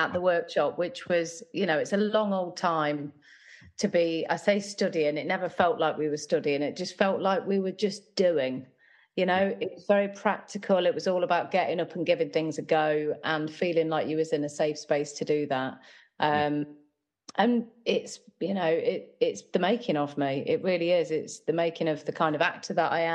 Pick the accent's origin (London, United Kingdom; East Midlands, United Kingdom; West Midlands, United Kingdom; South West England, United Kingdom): East Midlands, United Kingdom; Nottingham; I grew up in Nottingham, where I still live